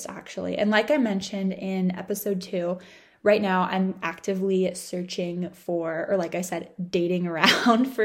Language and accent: English; Orange County, California, United States; moved away as an adult; also born or lived in San Diego; I had my parents in Orange County. And it was really nice to kind of like have a stake in my hometown